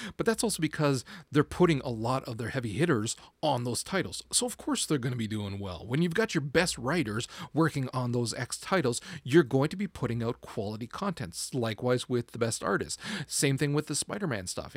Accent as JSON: {"language": "English", "country": "Canada", "said": "I'm a Canadian"}